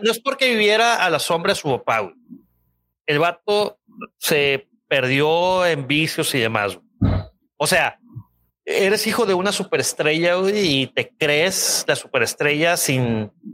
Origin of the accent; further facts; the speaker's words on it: Culiacán, Sinaloa, Mexico; De Culiacán, compa. Ahí de donde soy yo.